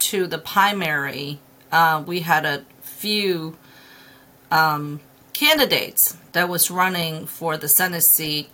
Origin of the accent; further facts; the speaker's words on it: Hong Kong; also born or lived in China; now in Pennsylvania, United States; I'm an immigrant from Hong Kong and China coming to Pennsylvania.